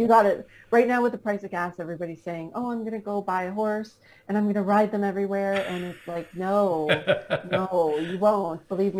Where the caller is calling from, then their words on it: Canada; Right now, I am back in Canada. We just got back from Florida 2 weeks ago.